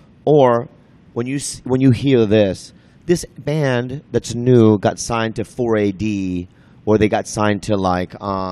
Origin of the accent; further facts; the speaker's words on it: San Diego, California, United States; also born or lived in Minnesota; I grew up in Minnesota and then San Diego. And I lived in San Diego pretty much all my life.